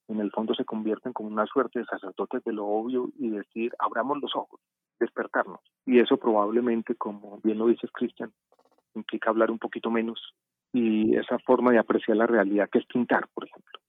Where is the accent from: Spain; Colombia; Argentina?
Colombia; Medellín, Antioquia; now in Bogotá, Colombia; yo crecí en Medellín